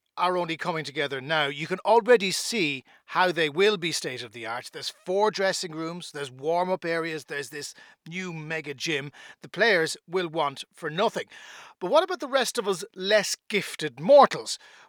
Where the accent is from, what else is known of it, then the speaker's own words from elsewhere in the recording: Cork, Munster, Ireland; I grew up in Ballintemple, so for me, Pairc Ui Chaoimh was always a big part of my life.